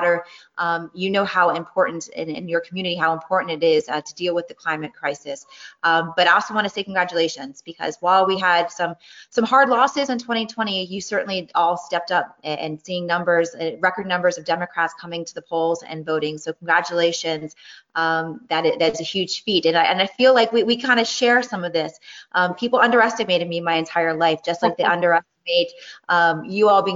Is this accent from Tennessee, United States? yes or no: no; Miami, Florida, United States; I was born and raised in Miami